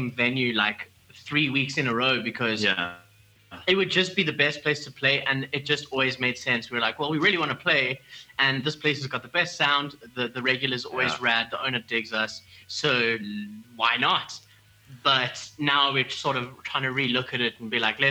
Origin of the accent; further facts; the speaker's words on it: South Africa; first language English; we're English speaking South African folk